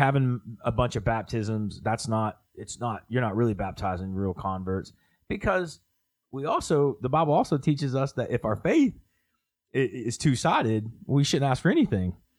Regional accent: Oklahoma, United States; I'm from Oklahoma

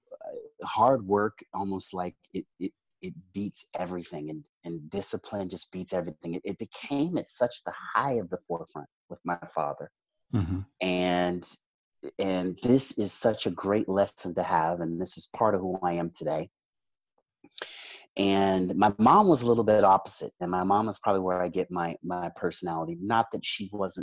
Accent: Ames, Iowa, United States; also born or lived in New Orleans, Louisiana; I am from Des Moines, Iowa, or Ames, actually. And that's where I grew up.

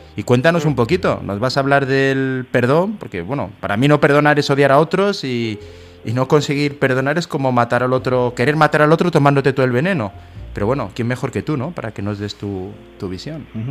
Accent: Soria, Castile and León, Spain; ser un poquito profeta en mi tierra

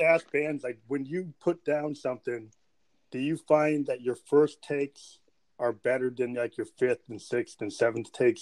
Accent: United States; I'm American

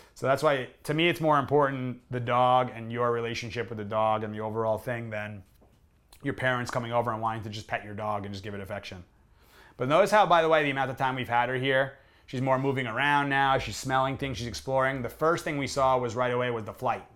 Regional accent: New York area, United States; I grew up in New York area

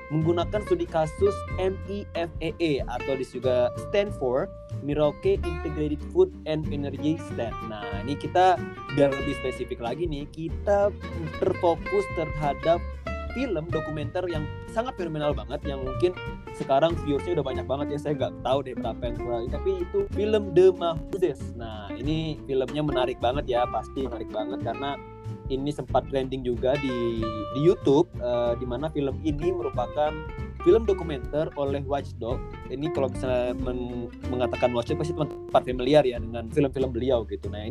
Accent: Samarinda, East Kalimantan, Indonesia; Uh, saya dari Samarinda.

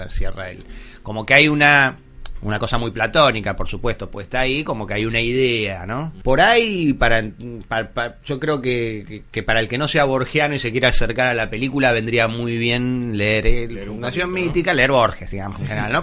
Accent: Argentina; lo que somos los argentinos

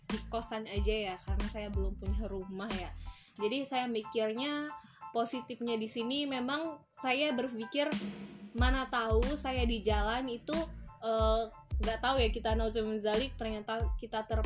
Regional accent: Muara Dua, South Sumatra, Indonesia; Baik, di sini memang saya perantau ya. Saya berasal dari Sumatera Selatan yang cukup jauh. Ada yang tahu Muara Dua?

